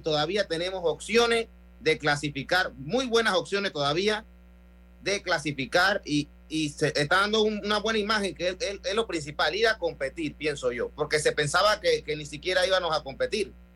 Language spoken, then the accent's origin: Spanish; Panama; somos los panameños